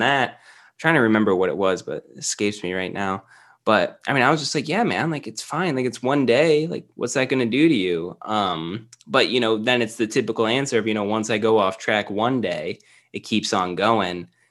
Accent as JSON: {"language": "English", "town": "Cleveland", "region": "Ohio", "country": "United States", "tie": "born or raised there", "lives_now": "Columbus, United States", "said": "I've always been Ohio. I was closer to Cleveland, uh, growing up and stuff, but after college, I pretty much stayed in Columbus."}